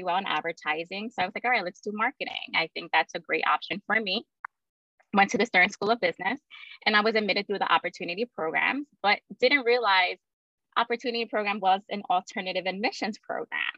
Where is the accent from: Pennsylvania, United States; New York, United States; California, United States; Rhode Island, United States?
New York, United States; New York City; I was born and raised in Brooklyn, New York